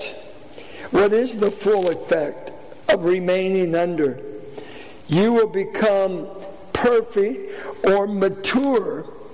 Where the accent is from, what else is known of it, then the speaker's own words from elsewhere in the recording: Richmond, Virginia, United States; I grew up in Richmond playing basketball, street ball